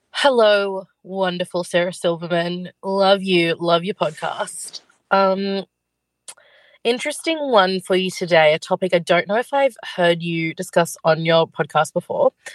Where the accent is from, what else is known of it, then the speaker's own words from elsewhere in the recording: Sydney, New South Wales, Australia; We're from Sydney.